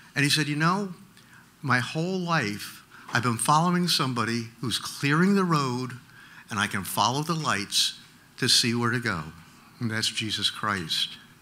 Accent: New Jersey, United States; moved away; I grew up in New Jersey

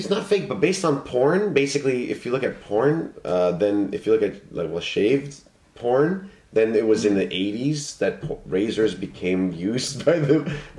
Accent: Toronto, Ontario, Canada; now in Japan; Well, from Ontario, I'm from Toronto.

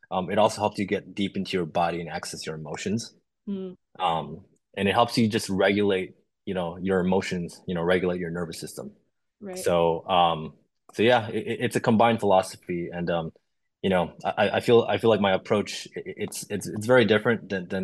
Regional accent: Chicago, Illinois, United States; being a minority growing up in Chicago

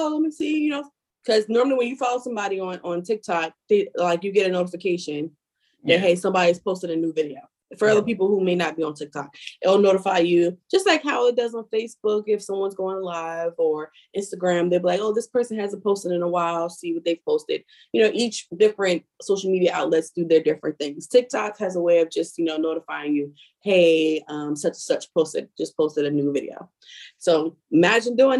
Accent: Philadelphia, Pennsylvania, United States; moved away; also born or lived in Washington DC area (Maryland); I'm from Philly

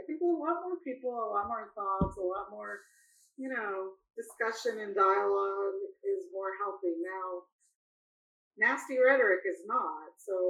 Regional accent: China; moved away; I came from China, but that's what they're calling it at Davos now.

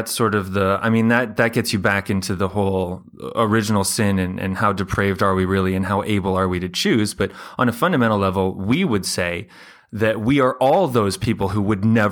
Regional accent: United States; Being American

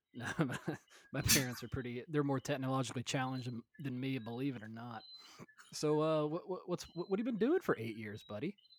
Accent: Middle Tennessee, United States; moved away; I grew up in like Middle Tennessee in the Bible Belt

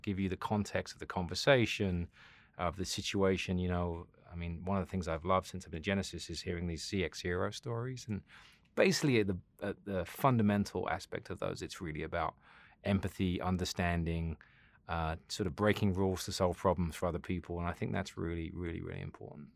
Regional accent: South West England, United Kingdom; moved away; I grew up in England. Um, Southwest England

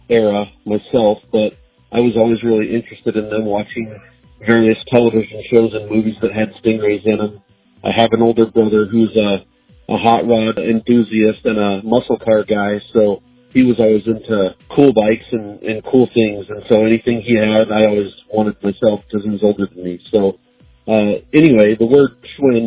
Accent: Tucson, Arizona, United States; I'm from Tucson, Arizona

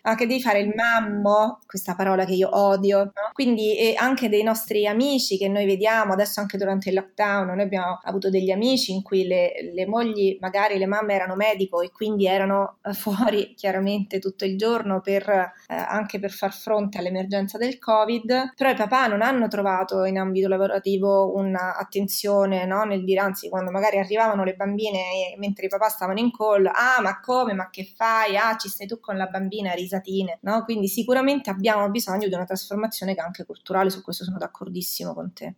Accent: Rome, Lazio, Italy; io sono di Roma

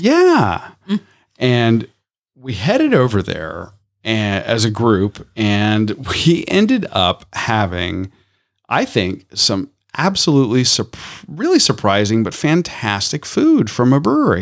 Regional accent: Tampa, Florida, United States; growing up in Tampa

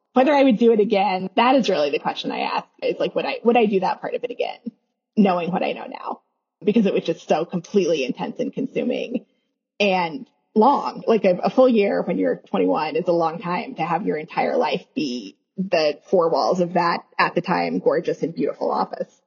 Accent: Kansas suburbs of Kansas City, United States; I was born in Kansas City, Missouri. I grew up in the Kansas suburbs of Kansas City

